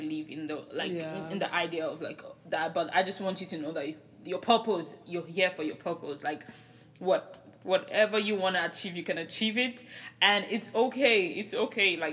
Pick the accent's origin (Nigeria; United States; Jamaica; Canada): Nigeria; I'm Nigerian.